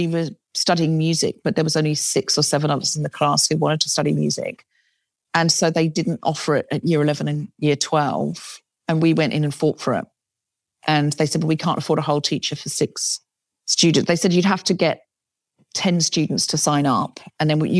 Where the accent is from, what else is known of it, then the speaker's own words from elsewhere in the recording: Queensland, Australia; now in London, United Kingdom; I grew up in Queensland